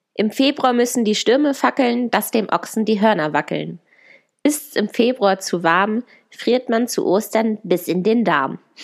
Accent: Germany; moved away as an adult; now in Chile; bei uns zu Hause in Deutschland

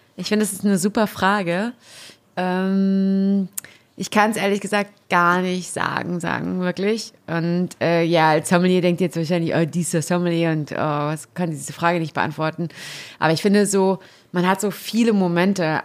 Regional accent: Warendorf, North Rhine-Westphalia, Germany; ich komme ja aus Warendorf, aus Westfalen

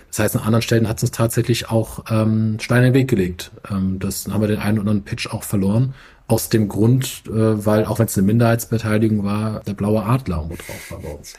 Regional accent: Mainz, Rhineland-Palatinate, Germany; moved away as an adult; also born or lived in Frankfurt; now in Hamburg, Germany; Ich bin gebürtiger Mainzer äh, habe in Frankfurt studiert an der Goethe-Uni

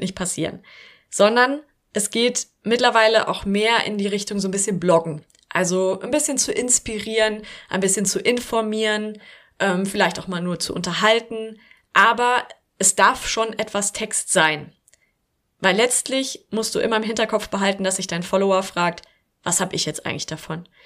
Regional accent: Germany; bei uns in Deutschland

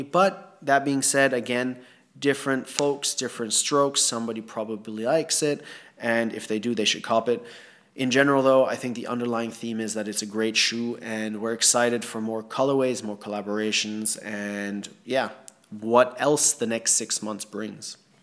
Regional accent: Thailand; growing up in Thailand

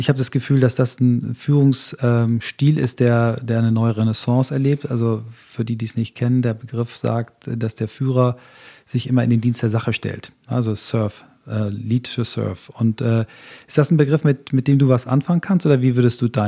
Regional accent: Flensburg, Schleswig-Holstein, Germany; born there; Ich, da bin ich, bin ich ein, auch geboren in Flensburg.

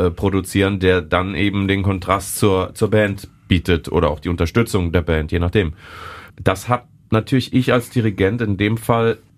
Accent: Bonn, North Rhine-Westphalia, Germany; wir dann jetzt hier als Bonner quasi als feindliche Übernahme in die Stadt Köln einfallen.

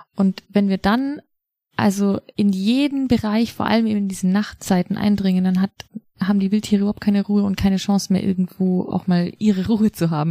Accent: Loisach valley, district of Garmisch-Partenkirchen, Bavaria, Germany; ich bin halt in dem Landkreis aufgewachsen, nicht direkt im Ammertal, aber im Tal daneben, im Leusachtal

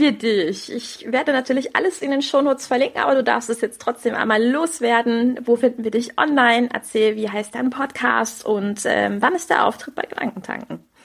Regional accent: Rhineland, Germany; accent: Rhenish; Wenn, wenn ich mit meinem, mit meinem Rheinländisch so um die Ecke komme, es ist halt auch in meinem Herzen drin. Ich bin Rheinländerin

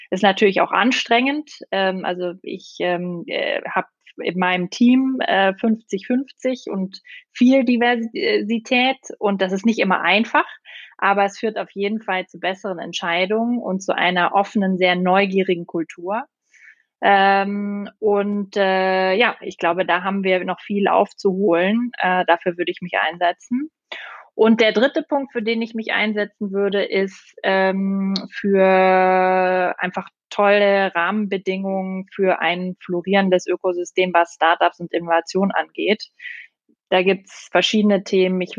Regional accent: Austria; Ich bin Österreicherin. Ich weiß gar nicht, ob das geht, Alex.

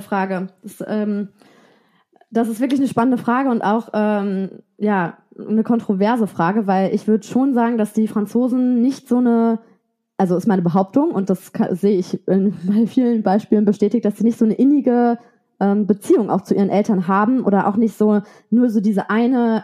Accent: Germany; moved away as an adult; also born or lived in Paris, France; now in France; als Deutsche

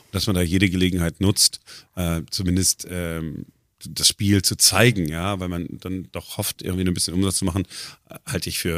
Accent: North Rhine-Westphalia, Germany; Ich komme aus dem Ruhrgebiet, also wir, wir können auch, wir können auch das Deutsche

